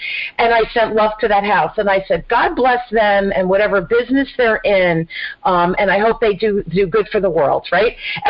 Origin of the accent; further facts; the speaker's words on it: Newark, New Jersey, United States; I grew up in Newark